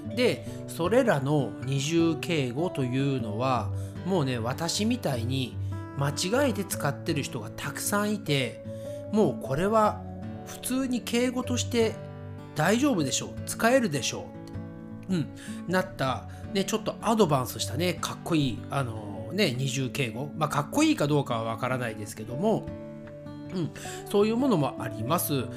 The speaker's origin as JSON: {"language": "Japanese", "country": "Japan", "first_language": "Japanese", "said": "私たち日本語のネイティブスピーカーは"}